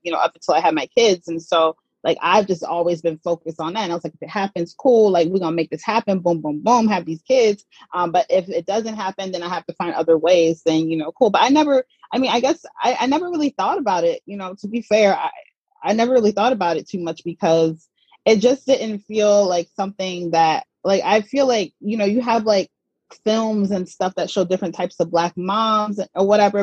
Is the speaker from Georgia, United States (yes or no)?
yes; Atlanta, Georgia, United States; moved away as an adult; also born or lived in Mississippi / New York; I was born in Mississippi and I grew up in Atlanta, Georgia